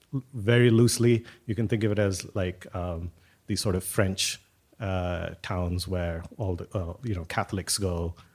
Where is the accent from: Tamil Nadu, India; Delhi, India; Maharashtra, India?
Tamil Nadu, India; Thanjavur; born there; So I was born in a sleepy temple town in South India called Tanjore.